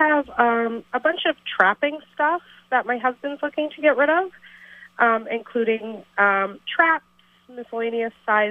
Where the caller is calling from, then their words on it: St. Albans, Vermont, United States; I'm calling from St. Albans.